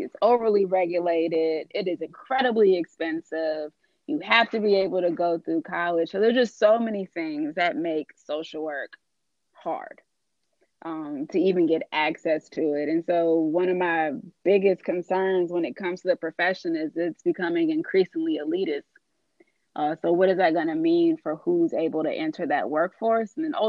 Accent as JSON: {"language": "English", "region": "California", "country": "United States", "said": "I left home because I knew I'm from California."}